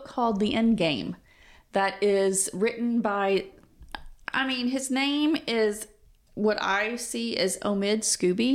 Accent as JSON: {"language": "English", "country": "United States", "said": "I am such a dumb American"}